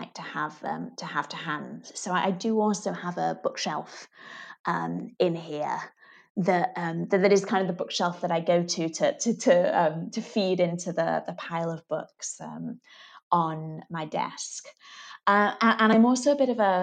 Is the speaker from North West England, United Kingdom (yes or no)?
yes; Manchester, North West England, United Kingdom; Manchester that is my hometown.